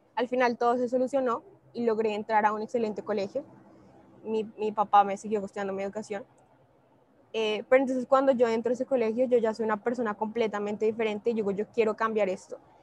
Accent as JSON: {"language": "Spanish", "region": "Bogotá", "country": "Colombia", "said": "En este momento estoy en Medellín, yo soy de Bogotá"}